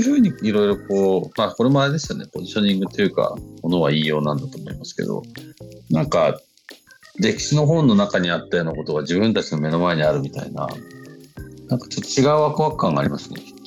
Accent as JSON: {"language": "Japanese", "region": "London", "country": "United Kingdom", "tie": "born or raised there", "said": "本当に僕ずっとロンドンで育ったんで、今もロンドンいますけど"}